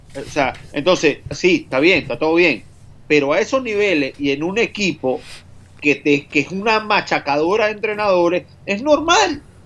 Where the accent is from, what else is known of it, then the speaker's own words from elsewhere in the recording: Venezuela; moved away; Trabajar en el fútbol fuera de Venezuela, siendo venezolano